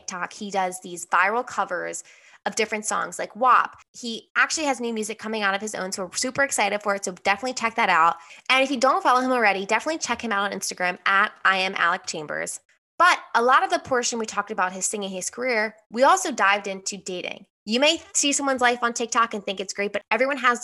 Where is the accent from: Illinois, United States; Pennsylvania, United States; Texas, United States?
Pennsylvania, United States; Philadelphia; Philly people are just known for being aggressive, which I get reminded all the time whenever I leave Philly